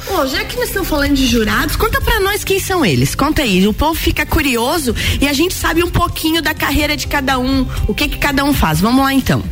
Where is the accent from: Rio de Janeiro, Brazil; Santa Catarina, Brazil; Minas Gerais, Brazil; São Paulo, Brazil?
Santa Catarina, Brazil; Agronômica; moved away; eu preciso estar em agronômica para ver o barbicacho lá na minha terra